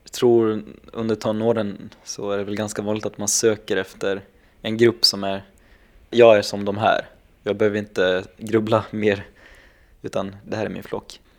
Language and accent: Swedish; Gävle, Gävleborg County, Sweden